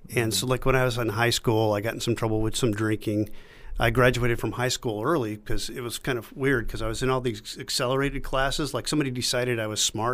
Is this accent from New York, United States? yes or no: no; Sioux City, Iowa, United States; moved away as an adult; now in Scranton, United States; I was born in Sioux City, Iowa